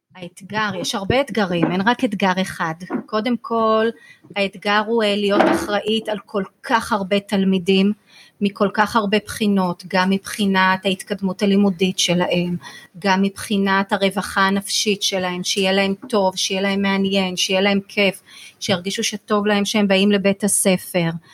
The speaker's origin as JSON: {"language": "Hebrew", "town": "Rishon LeZion", "region": "Central District", "country": "Israel", "tie": "born or raised there", "moved": "as an adult", "said": "כשהייתי ילדה, גרתי בראשון, אז למדתי בבית ספר פה בראשון. היום אני לא גרה בראשון"}